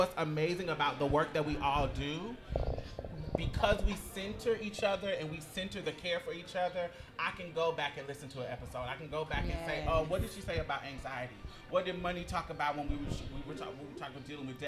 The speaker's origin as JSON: {"language": "English", "town": "Houston", "region": "Texas", "country": "United States", "also_born_or_lived": "Indianapolis, Indiana / Jackson, Mississippi", "said": "I'm from Houston"}